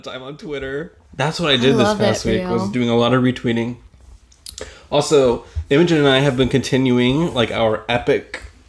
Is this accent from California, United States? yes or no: no; Texas, United States; moved away; I'm from Texas, and I'm from, like, the southern part, too. So, we're not, like, the southern part, but, like, Austin, which is on the coast.